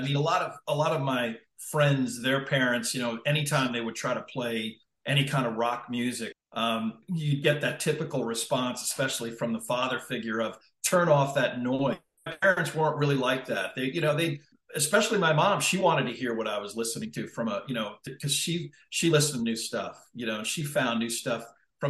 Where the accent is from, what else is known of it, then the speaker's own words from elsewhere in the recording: New York, United States; I'm from the New York area. I grew up on Long Island, New York, and I went to a Northeastern liberal arts college.